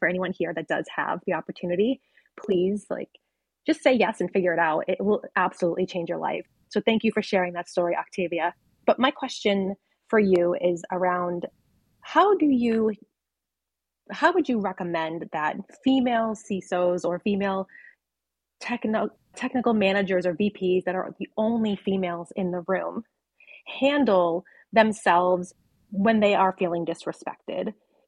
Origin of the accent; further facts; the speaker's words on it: Boston, Massachusetts, United States; And being the Bostonian American that I am